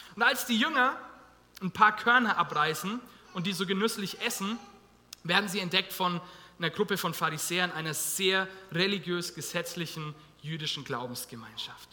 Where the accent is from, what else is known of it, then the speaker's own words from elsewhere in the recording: Germany; wir als Deutsche